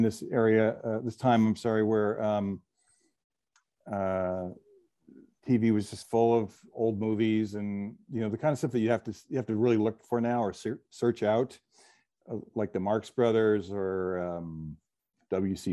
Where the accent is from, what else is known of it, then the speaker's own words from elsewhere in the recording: New Jersey, United States; I grew up in New Jersey